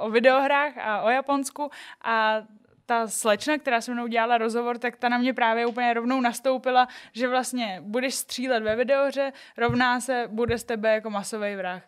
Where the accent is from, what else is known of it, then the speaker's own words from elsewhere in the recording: Liberec, Liberec Region, Czechia; now in Prague, Czech Republic; já jsem z Liberce, malý město, Byla jsem tam takový jako jedinej Aziat